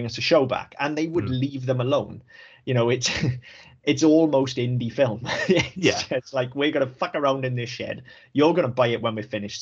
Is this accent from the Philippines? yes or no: no; Welsh, Wales, United Kingdom; I'm Welsh